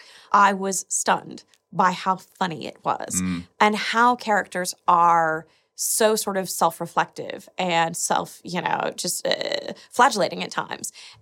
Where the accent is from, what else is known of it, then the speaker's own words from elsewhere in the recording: United States; being American, I knew that was a lot of my people